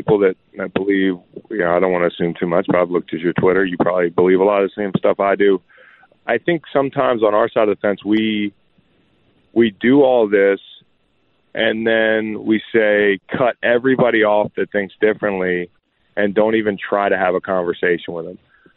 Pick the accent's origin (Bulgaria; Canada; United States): United States; Charlottesville, Virginia; moved away; my hometown in Charlottesville